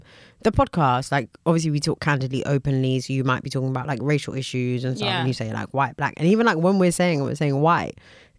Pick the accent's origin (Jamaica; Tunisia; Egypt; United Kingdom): United Kingdom; we're British